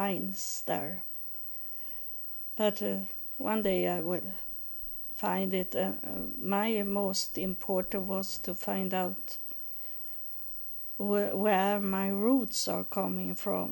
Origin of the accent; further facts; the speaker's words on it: Sweden; I live in Sweden. I grew up in Sweden. I know my country